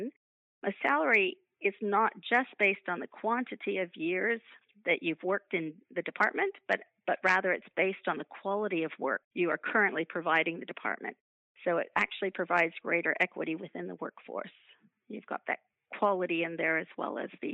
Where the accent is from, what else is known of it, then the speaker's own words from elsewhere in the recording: United States; moved away as an adult; now in Queensland, Australia; my accent. I come from the United States originally